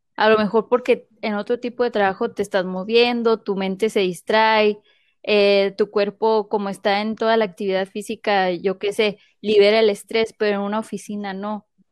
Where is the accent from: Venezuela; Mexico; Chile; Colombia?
Mexico; now in United States; Voy a hablar como mexicana